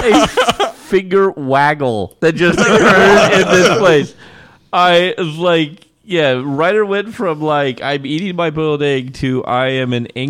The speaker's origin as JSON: {"language": "English", "region": "Eastern Washington", "country": "United States"}